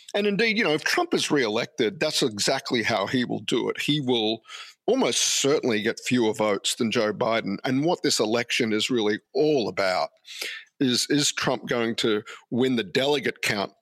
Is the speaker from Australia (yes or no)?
yes; Brisbane, Queensland, Australia; moved away as an adult; also born or lived in United States; now in Sydney, Australia; I grew up a politics nerd in Queensland a long time ago